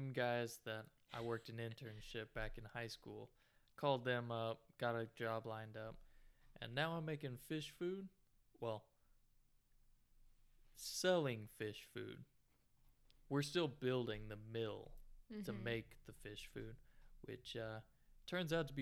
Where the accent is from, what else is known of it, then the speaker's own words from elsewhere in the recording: Arkansas, United States; moved away as an adult; also born or lived in South Dakota; growing up in Arkansas